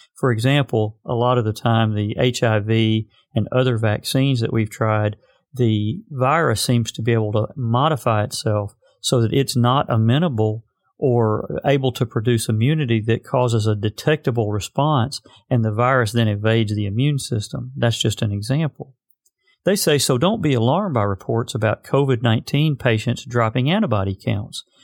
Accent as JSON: {"language": "English", "region": "Arkansas", "country": "United States", "tie": "born or raised there", "said": "my home state of Arkansas"}